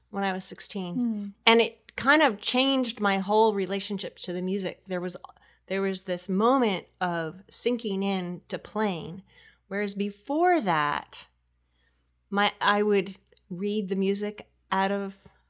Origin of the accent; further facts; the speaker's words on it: Connecticut, United States; I was in Connecticut.